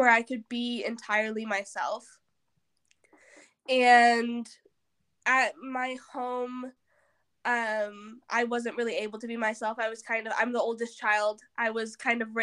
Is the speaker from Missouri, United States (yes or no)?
yes; Southern Missouri, United States; I'm from Southern Missouri